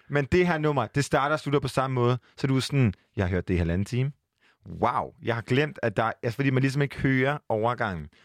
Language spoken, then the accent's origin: Danish; Jutland, Denmark; also born or lived in Copenhagen; jeg er fra Jylland